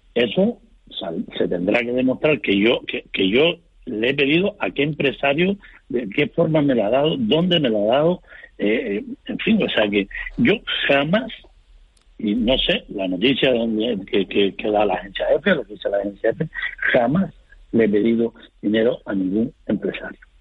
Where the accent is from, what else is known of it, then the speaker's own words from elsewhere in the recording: Fuerteventura, Canary Islands, Spain; Yo soy majorero mm, de nacimiento, de pura cepa. Vivo en la isla de Puerto Ventura